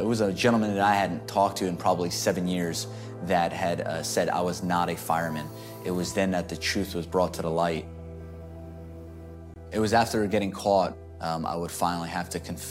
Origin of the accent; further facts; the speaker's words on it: New York City, New York, United States; moved away as an adult; now in Dallas, United States; I'm from New York, I'm from the Bronx